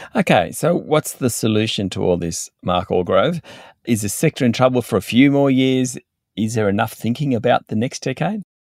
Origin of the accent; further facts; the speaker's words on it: Orange, New South Wales, Australia; my hometown is Orange in central West New South Wales, and when I grew up there, we didn't have a wine industry